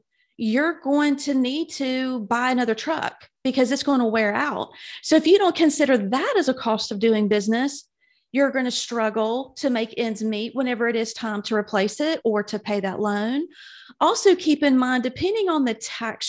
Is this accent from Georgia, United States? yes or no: yes; South Georgia, United States; moved away as an adult; now in Birmingham, United States; I'm originally from South Georgia. So I've definitely hung out in the South all of my life